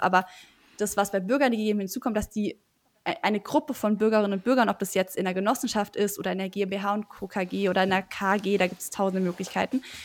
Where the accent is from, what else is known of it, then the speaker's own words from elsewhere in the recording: Germany; now in Heidelberg, Germany; Main komme ich eher her, aber ich würde sagen Neckar